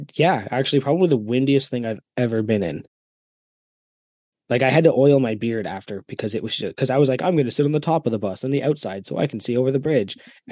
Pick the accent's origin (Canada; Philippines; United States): Canada; I'm from Canada